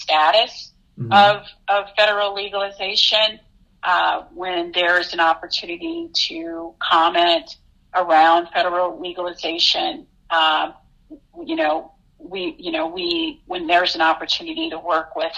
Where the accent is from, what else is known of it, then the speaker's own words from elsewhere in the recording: Detroit, Michigan, United States; moved away; I hail from Detroit, Michigan